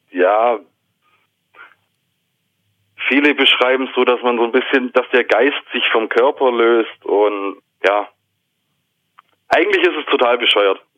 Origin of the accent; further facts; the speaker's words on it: Baden-Württemberg, Germany; Preis-Leistungs-Verhältnis einfach. Bin halt Schwabe.